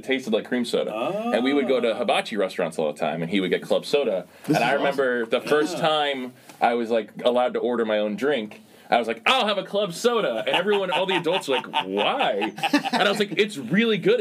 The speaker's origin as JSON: {"language": "English", "region": "New Jersey", "country": "United States", "tie": "born or raised there", "moved": "as an adult", "lives_now": "Chicago, United States", "said": "on the East Coast, where I'm from, New Jersey, we would have birch beer all the time"}